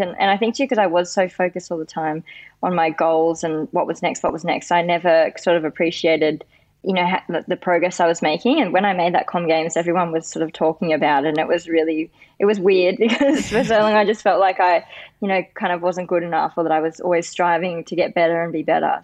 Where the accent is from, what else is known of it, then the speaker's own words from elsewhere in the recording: Sydney, New South Wales, Australia; I live in Western Sydney, and I grew up here